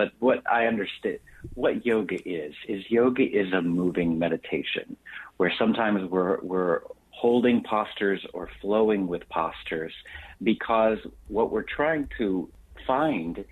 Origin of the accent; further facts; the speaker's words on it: Texas, United States; I grew up in Texas in a very religious, my father was